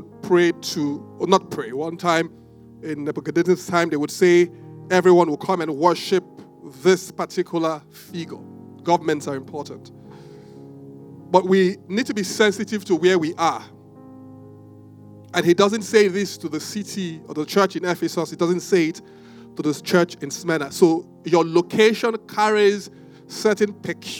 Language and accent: English; Benin City, Edo, Nigeria; now in Lagos, Nigeria; I grew up in Benin